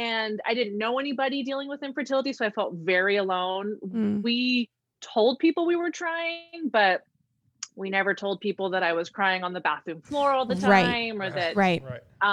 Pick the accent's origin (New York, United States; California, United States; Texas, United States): California, United States; Chico; I'm from Chico, California